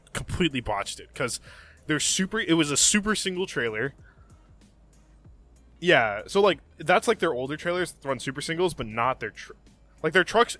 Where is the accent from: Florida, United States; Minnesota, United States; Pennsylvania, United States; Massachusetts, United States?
Florida, United States; Miami; When I say I'm from Miami, I'm actually from Miami.